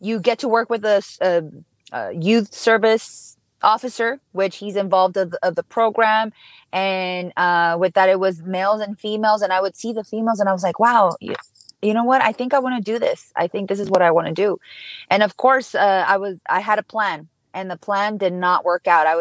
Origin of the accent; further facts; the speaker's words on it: Los Angeles, California, United States; English is a second language; I was raised, born and raised in South Central, like around Watts area